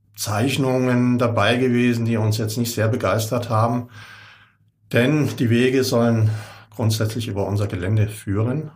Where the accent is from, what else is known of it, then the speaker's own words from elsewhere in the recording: Rauher Kapf, Baden-Württemberg, Germany; ich bin genau gegenüber groß geworden am Rauen Kapf. Meine Eltern sind dort 64 hingezogen